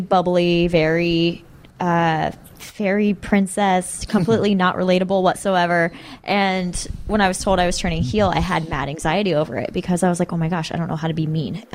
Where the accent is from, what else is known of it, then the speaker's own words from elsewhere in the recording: Columbus, Ohio, United States; moved away; it's my hometown